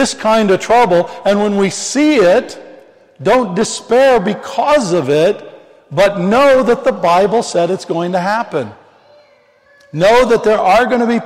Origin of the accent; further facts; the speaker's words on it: Missouri, United States; I'm from the Missouri